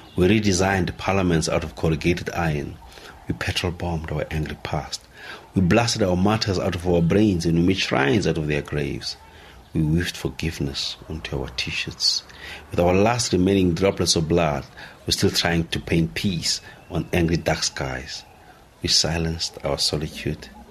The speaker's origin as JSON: {"language": "English", "country": "South Africa", "said": "being South African"}